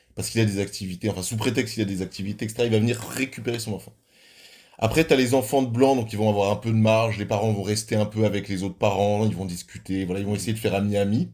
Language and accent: French; Switzerland; chez nous, en Suisse